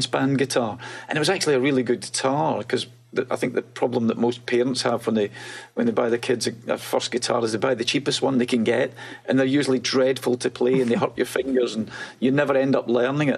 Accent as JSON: {"language": "English", "town": "Glasgow", "region": "Scotland", "country": "United Kingdom", "tie": "born or raised there", "also_born_or_lived": "London", "moved": "as an adult", "said": "I was born in a tenement slum on the outskirts of Glasgow, a one bedroom flat, no heating"}